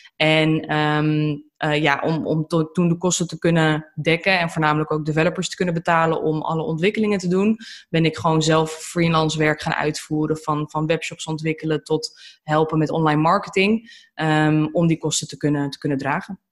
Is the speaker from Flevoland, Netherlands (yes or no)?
yes; Almere, Flevoland, Netherlands; also born or lived in Aalsmeer; now in Lelystad, Netherlands; Ik ben eh, geboren in Alsmeer, getogen in Almere en inmiddels verhuisd naar Lelystad.